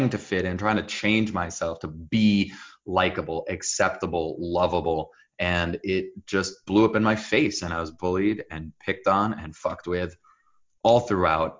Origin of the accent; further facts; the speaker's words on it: New Jersey, United States; accent: Israeli; English is a second language; also born or lived in Jerusalem, Israel; I was born in Jerusalem, Israel, and I was raised up in New Jersey.